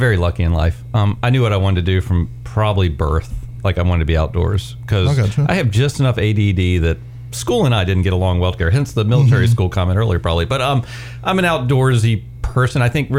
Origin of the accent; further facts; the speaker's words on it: Virginia, United States; moved away as an adult; also born or lived in Waynesboro, Virginia / Boise, Idaho; I grew up in Virginia. My dad was in local government.